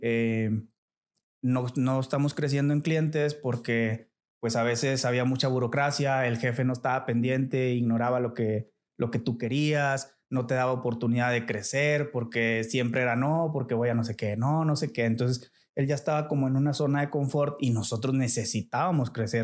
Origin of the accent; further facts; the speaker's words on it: Montemorelos, Nuevo León, Mexico; moved away as an adult; now in Saltillo, Mexico; yo soy nacido en la ciudad de Montemorelos. Eh, es una, ciudad al sur de Nuevo León. Es una pequeña ciudad. Yo creo debe de andar ahorita sobre los 150 mil habitantes. No sé, o sea, es algo chico. Eh, ahí viví toda mi infancia